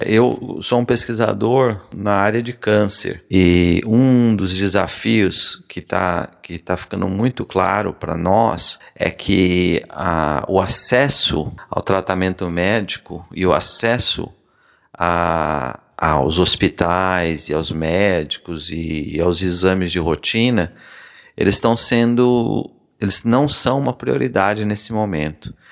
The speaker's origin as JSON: {"language": "Portuguese", "region": "Paraná", "country": "Brazil", "tie": "born or raised there", "also_born_or_lived": "São Paulo / Londrina", "moved": "as an adult", "lives_now": "Maryland, United States", "said": "eu nasci e cresci no Paraná"}